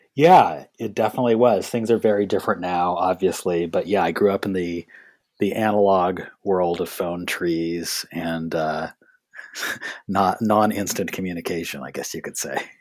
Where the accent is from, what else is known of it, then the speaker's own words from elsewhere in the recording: San Gabriel Valley, Southern California, United States; moved away as an adult; also born or lived in Boston; I'm actually from Southern California. Yeah, I grew up in the San Gabriel Valley